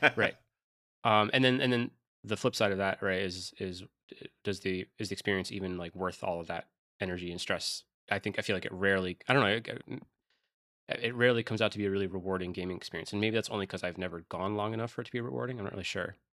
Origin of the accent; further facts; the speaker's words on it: upstate New York, United States; moved away; they all live in upstate New York in my hometown